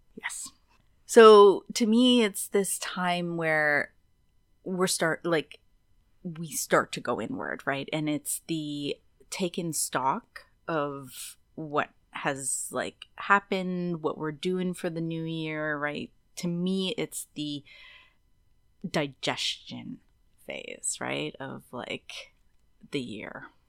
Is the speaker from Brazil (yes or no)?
no; Kazabazua, Quebec, Canada; now in British Columbia, Canada; where I'm from, just l, an hour north of Quebec, on the Quebec side from Ottawa, is my hometown is called Casabazua